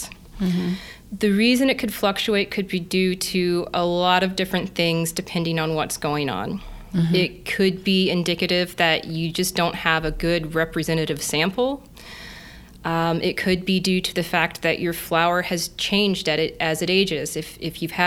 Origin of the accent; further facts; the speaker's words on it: Kansas, United States; moved away as an adult; also born or lived in Madison, Wisconsin / Guelph, Ontario; I grew up in Kansas, surrounded by wheat fields, and my family still owns a farm.